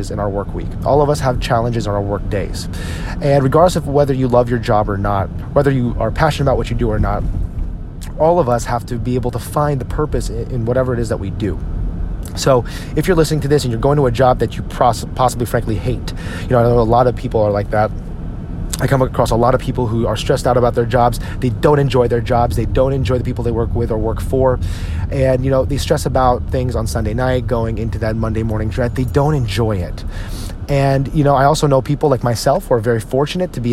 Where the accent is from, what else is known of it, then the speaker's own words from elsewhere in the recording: New Jersey, United States; When we grew up in New Jersey